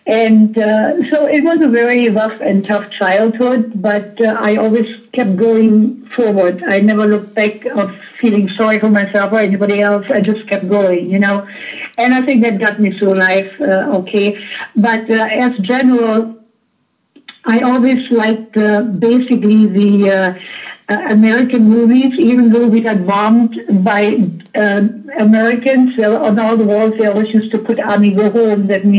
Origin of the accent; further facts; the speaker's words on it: Berlin, Germany; moved away; I was born 1941 in Berlin.